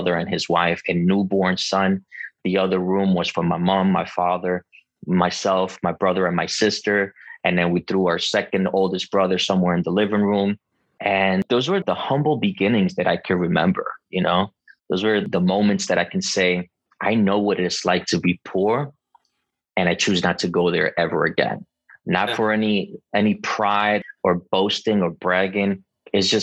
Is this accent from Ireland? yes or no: no; Costa Rica; also born or lived in Bronx, New York; now in New York, United States; I was born in Costa Rica